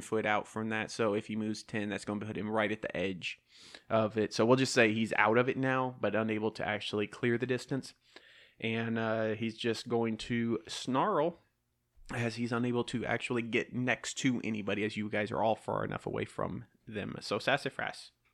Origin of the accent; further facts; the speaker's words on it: the South, United States; accent: southern; My southern accent's taking over